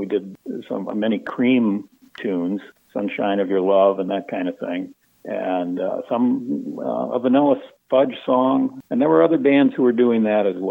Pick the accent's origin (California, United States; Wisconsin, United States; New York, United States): Wisconsin, United States; Beloit; also born or lived in Illinois; as I was growing up in Beloit